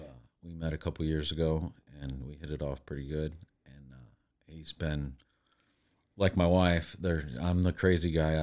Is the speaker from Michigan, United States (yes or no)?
yes; Detroit, Michigan, United States; now in Waco, United States; I grew up in Detroit